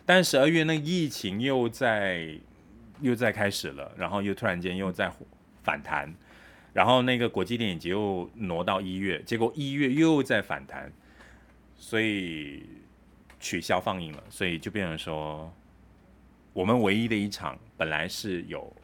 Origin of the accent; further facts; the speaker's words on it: Kedah, Malaysia; moved away; 回到了家乡，就去见当地的我家乡的朋友啊